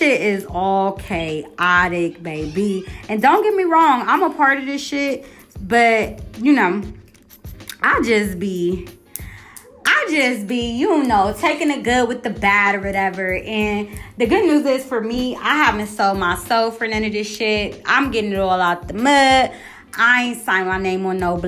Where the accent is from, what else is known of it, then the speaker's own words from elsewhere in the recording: Columbus, Ohio, United States; I'm from Columbus, Ohio.